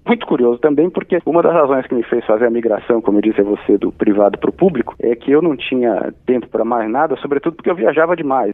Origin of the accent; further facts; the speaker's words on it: Santos, São Paulo, Brazil; Eu nasci, cresci em Santos, mas fui a São Paulo desde a época da faculdade